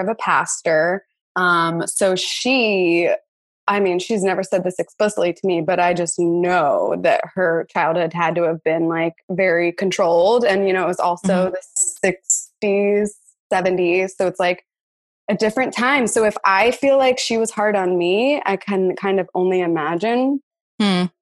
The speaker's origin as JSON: {"language": "English", "region": "Pennsylvania", "country": "United States", "tie": "born or raised there", "said": "I grew up in Republican Pennsylvania"}